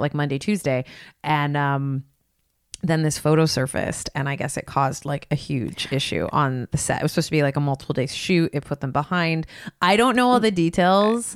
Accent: Los Gatos, California, United States; my hometown, Los Gatos

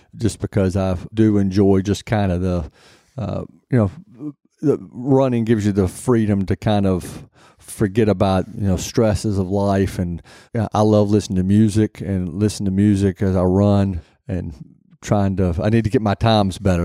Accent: Nashville, Tennessee, United States; also born or lived in Detroit / Minneapolis; I was born here in Nashville, lived here for all my life except for maybe a s, a short couple of years when my father was in the F, F B

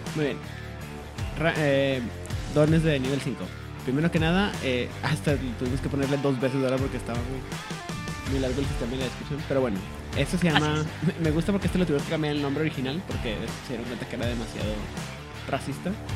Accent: Chihuahua, Mexico; accent: norteño; also born or lived in Monterrey; cuando regreso a Chihuahua, luego, luego me dicen, estás hablando agarro otra vez mi ritmo normal

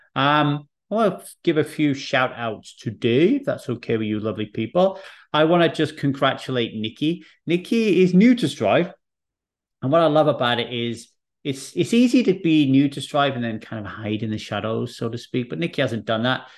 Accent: Wales, United Kingdom; also born or lived in England; when I arrived in Wales

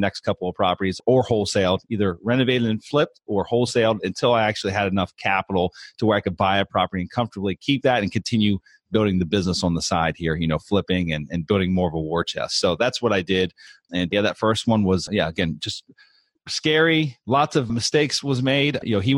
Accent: Pennsylvania, United States; where I grew up in Pennsylvania

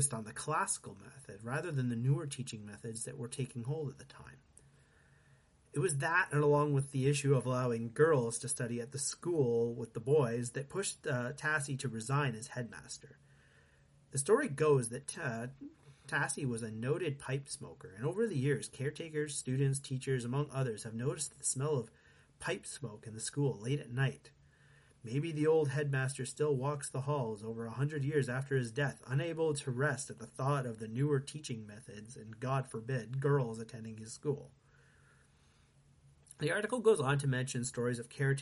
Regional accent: Cambridge, Ontario, Canada; when I was a kid growing up in Preston

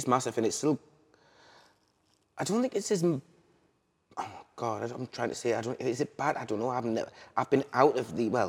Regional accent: Liverpool, North West England, United Kingdom; because I'm actually a Scouser, which you would never know.

